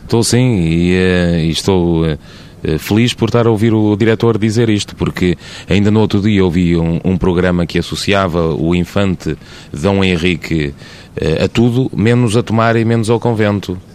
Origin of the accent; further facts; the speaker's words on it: Portugal; É conhecer-nos a nós próprios enquanto portugueses